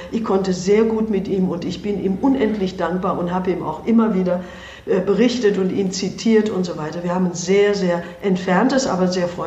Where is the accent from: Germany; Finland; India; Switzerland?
India; moved away; Und der ist einfach gewachsen auch äh, durch das, was ich in meinem Heimatland erlebt habe. Und da konnte ich ihm nur sagen, wenn ich in Indien therapiert hätte, dann hätte ich nur so therapiert wie Sie.